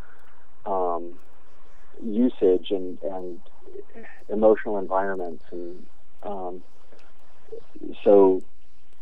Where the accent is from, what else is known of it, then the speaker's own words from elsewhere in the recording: Berkeley, California, United States; I grew up in Berkeley and then went to UC Berkeley